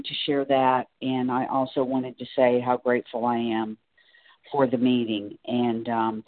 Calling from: Singer Island, Florida, United States; I'm calling from Singer Island, Florida.

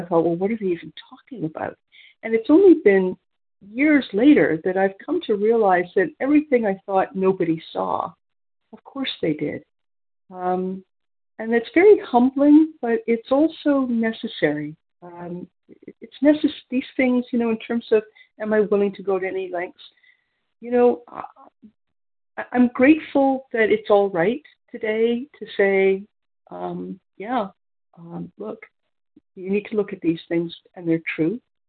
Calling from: near Toronto, Ontario, Canada; I'm calling from Ontario, Canada, near Toronto.

